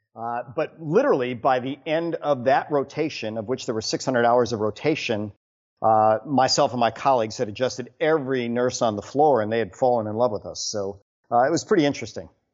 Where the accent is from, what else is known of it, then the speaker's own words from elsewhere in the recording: Wisconsin, United States; now in Houston, United States; born and raised in Wisconsin